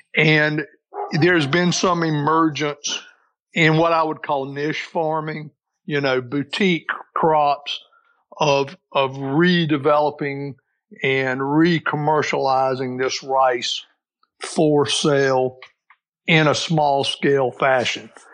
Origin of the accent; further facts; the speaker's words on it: Aiken County, South Carolina, United States; I'm a native South Carolinian. I grew up in Aiken County along the Savannah River.